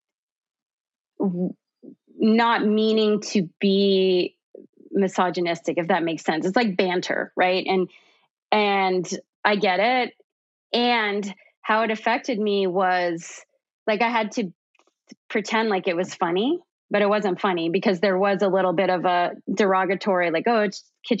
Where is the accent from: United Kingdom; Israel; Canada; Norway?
Canada; now in United States; I'm originally from Canada. I now live in the US